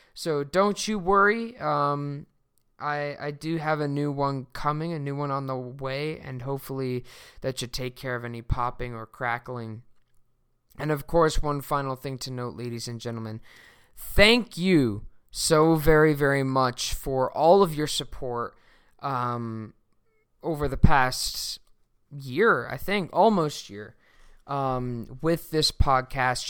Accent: Sweden; moved away; my home country of Sweden

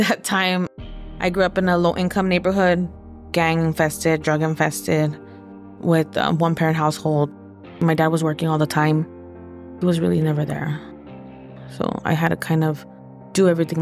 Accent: Los Angeles, California, United States; also born or lived in Echo Park, Los Angeles; I was born in Echo Park and raised in the San Fernando Valley

